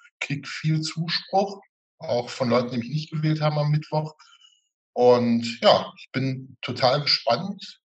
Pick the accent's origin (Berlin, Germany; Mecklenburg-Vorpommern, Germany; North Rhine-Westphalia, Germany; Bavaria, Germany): North Rhine-Westphalia, Germany; Witten; du kommst aus Hattingen, ich komme aus Witten, liegt nah, äh, nah beieinander.